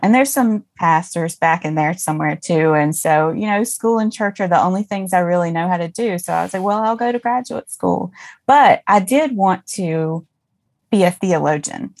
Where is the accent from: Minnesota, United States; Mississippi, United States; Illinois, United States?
Mississippi, United States; I grew up in Mississippi, deep